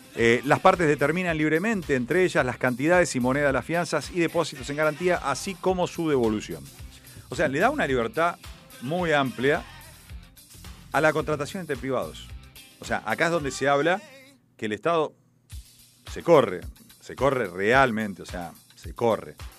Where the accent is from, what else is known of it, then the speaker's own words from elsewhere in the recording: Argentina; Somos argentinos